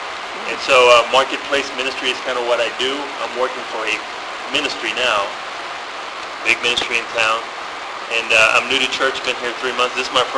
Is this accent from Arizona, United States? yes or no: no; Miami, Florida, United States; moved away as an adult; now in Colorado Springs, United States; I've been in town 6 months. And my hometown is Miami, Florida.